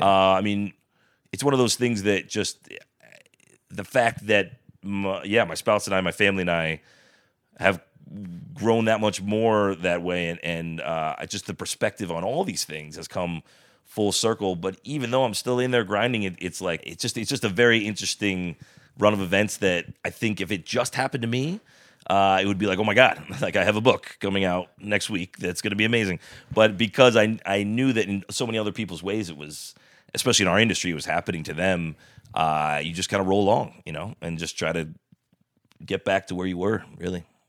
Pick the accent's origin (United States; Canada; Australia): United States; Bethel; grew up in a house next to where he grew up in on Grand Street in Bethel